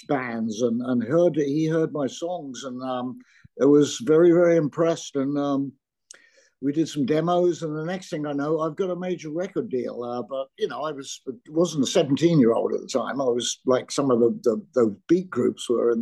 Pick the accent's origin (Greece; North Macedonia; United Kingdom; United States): United Kingdom; Surrey, South East England; also born or lived in London; I was born in London, but grew up in the county of Surrey